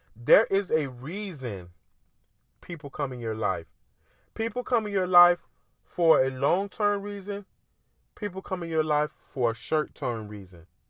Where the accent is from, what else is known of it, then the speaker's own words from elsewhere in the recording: Miami, Florida, United States; I grew up in Miami. I grew up in the hood.